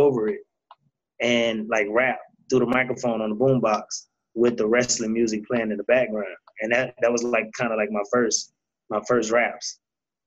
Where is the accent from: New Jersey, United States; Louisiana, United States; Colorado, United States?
Louisiana, United States; New Orleans; growing up in New Orleans